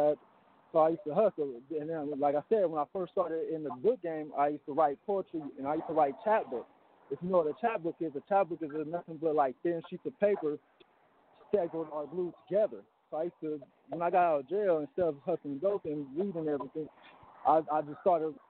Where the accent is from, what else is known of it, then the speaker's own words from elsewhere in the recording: Long Beach, California, United States; I'm from Long Beach, Northside Long Beach